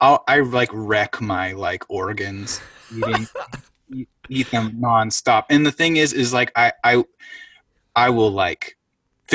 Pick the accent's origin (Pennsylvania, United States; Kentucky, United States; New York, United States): Pennsylvania, United States; Tioga County; I grew up in Pennsylvania, so East Coast. I lived in Tioga County